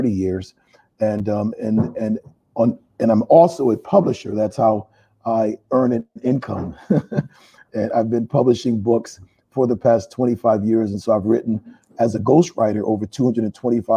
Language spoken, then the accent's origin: English; Hartford, Connecticut, United States; also born or lived in Panama City; I'm originally from Hartford, Connecticut. I've been there all of my life.